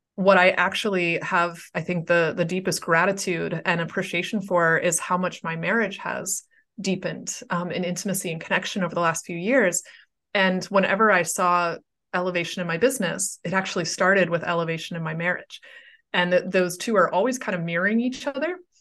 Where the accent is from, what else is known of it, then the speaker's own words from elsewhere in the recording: Pittsburgh, Pennsylvania, United States; my hometown of Pittsburgh